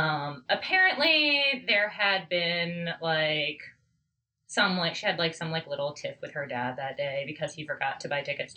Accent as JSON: {"language": "English", "town": "Beavercreek", "region": "Ohio", "country": "United States", "tie": "born or raised there", "also_born_or_lived": "Kettering, Ohio", "said": "the town I was born in. Mm-hmm. In Kettering, Ohio."}